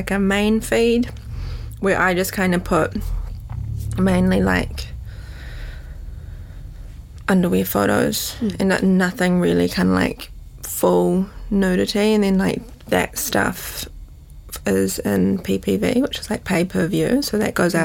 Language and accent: English; Auckland, New Zealand; also born or lived in London, United Kingdom; I grew up in Western Springs.